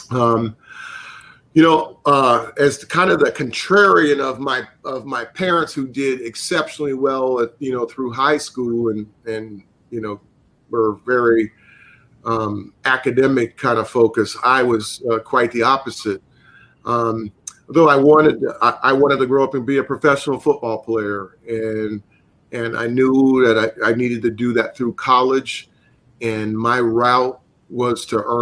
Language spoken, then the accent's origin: English; the South, United States; that's having growing up in the South.